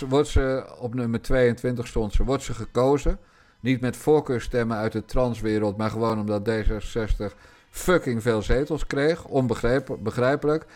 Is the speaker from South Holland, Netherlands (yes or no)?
yes; Rotterdam, South Holland, Netherlands; want ik ben een Rotterdammer. En ik ben geboren in de wijk Feyenoord